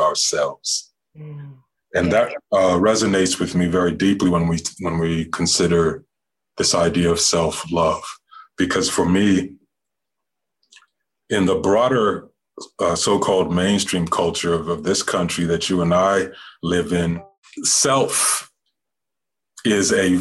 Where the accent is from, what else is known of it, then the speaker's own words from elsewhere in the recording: New Mexico, United States; I was born in the desert by the river, the Rio Grande, and that is absolutely a soaked and drenched indigenous land, Puebloan, Diné, Navajo, Hopi, Apache, and that's where I grew up